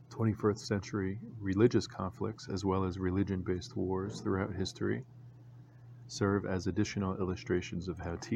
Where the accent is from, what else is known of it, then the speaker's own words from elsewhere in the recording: Virginia, United States; now in Georgia, United States; a bird I had come to know growing up in Virginia